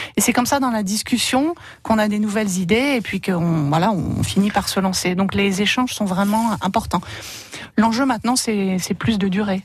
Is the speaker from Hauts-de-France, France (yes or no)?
yes; Oise, Hauts-de-France, France; moved away as an adult; also born or lived in Paris; now in Nord, France; Moi, j'ai habité 10 ans à Paris. Et sinon, je suis de l'Oise, donc je reste un peu dans la région